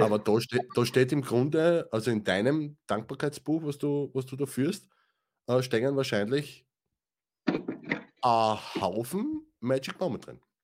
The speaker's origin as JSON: {"language": "German", "country": "Austria", "said": "für mich, ja, als, als Österreicher"}